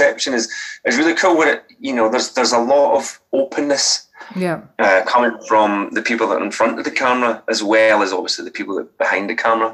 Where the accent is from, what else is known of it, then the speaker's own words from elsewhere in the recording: Scotland, United Kingdom; now in Brighton, United Kingdom; I'm Scottish